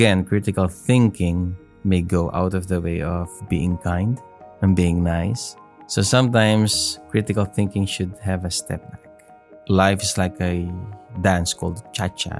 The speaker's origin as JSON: {"language": "English", "country": "Philippines", "said": "I am a Filipino"}